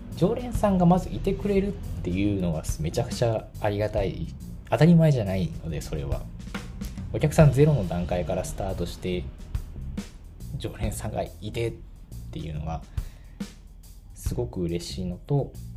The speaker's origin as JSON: {"language": "Japanese", "town": "Tachikawa", "region": "Tokyo", "country": "Japan", "tie": "born or raised there", "said": "私の地元の立川"}